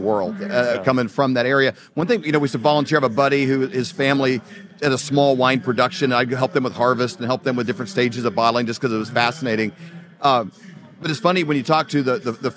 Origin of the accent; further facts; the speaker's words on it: Midwest, United States; we grew up in the Midwest on more just like traditional farming